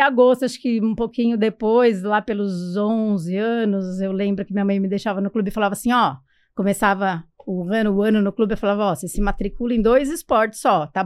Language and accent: Portuguese; São Paulo, Brazil; eu nasci aqui em São Paulo, eu fui adotada recém-nascida, assim, com semanas, mas eu vinha descobrir isso só com 10 anos de idade.